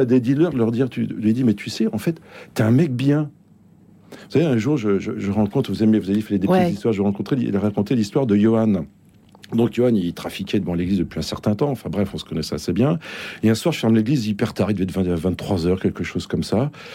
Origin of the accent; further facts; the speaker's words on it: Bordeaux, Nouvelle-Aquitaine, France; moved away as an adult; now in Bondy, France; Je viens de Bordeaux